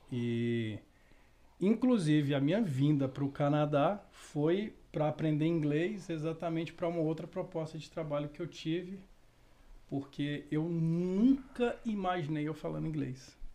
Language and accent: Portuguese; Montes Claros, Minas Gerais, Brazil; Não, eu nasci em Minas.